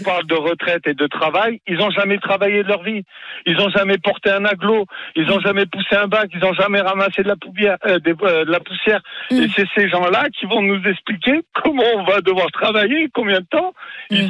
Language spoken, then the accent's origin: French; south of France, France; je suis sudiste